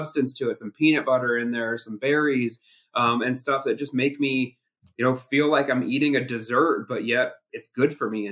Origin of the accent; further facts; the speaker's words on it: Midwest, United States; I'm from the Midwest, meat and potatoes